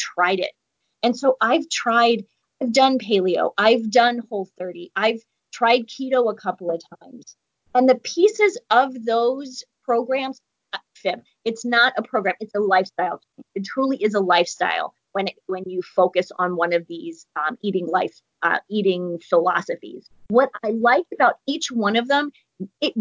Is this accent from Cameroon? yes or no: no; New York, United States; I'm from New York too